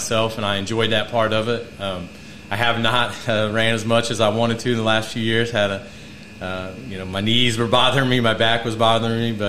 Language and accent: English; Gas City, Indiana, United States; born and raised in Gas City